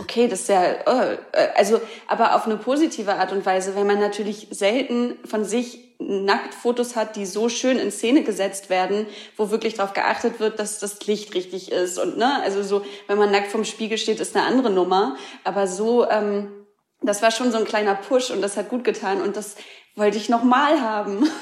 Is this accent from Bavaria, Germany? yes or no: no; Hamburg, Germany; moved away; Und ich komme aus Hamburg, ich liebe Hamburg, meine Familie ist da, ganz viele Freunde sind noch